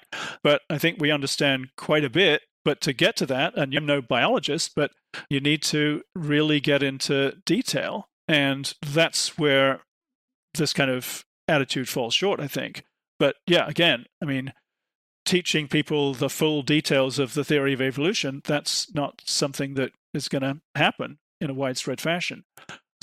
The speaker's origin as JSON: {"language": "English", "country": "United Kingdom", "said": "I'm from Britain"}